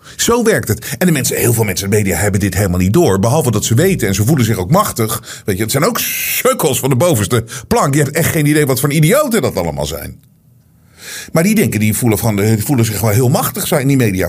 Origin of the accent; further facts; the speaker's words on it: Netherlands; ik denk zelf opgroeiend ook in Nederland